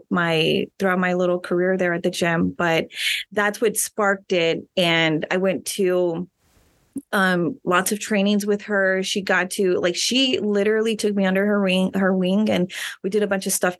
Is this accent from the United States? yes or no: yes; Rio Grande City, Texas, United States; moved away as an adult; now in San Antonio, United States; I am from Rio Grande City. So I went to Rio Grande City High School